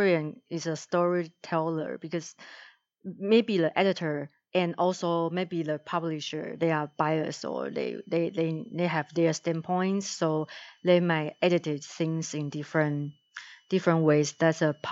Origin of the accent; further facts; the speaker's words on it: Taiwan; moved away as an adult; I grew up in Taiwan